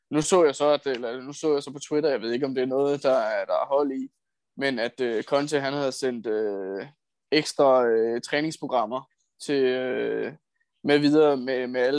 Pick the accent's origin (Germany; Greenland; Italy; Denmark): Italy; Jeg er italiener